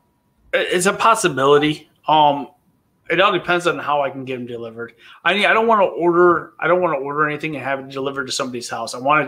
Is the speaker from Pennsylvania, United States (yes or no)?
no; Muskegon, Michigan, United States; now in Fremont, United States; I grew up in Muskegon, which is right on Lake Michigan.